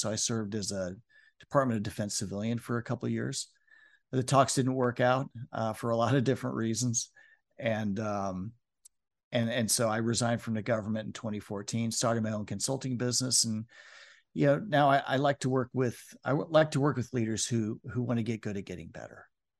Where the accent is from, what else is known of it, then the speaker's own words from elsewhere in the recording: Omaha, Nebraska, United States; born there; I was born in Omaha, Nebraska